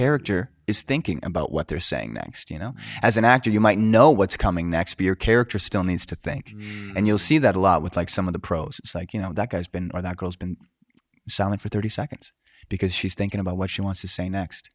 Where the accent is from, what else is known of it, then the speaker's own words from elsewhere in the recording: Coquitlam, British Columbia, Canada; I grew up in Coquitlam